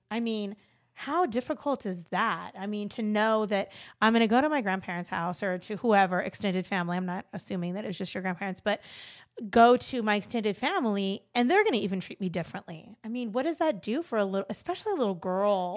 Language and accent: English; Los Angeles, California, United States; moved away; I grew up in L